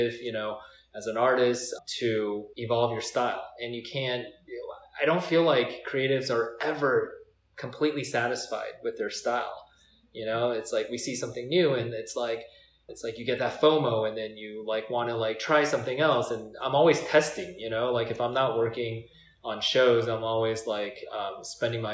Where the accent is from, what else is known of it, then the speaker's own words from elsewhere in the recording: Cerritos, California, United States; where I grew up in Cyprus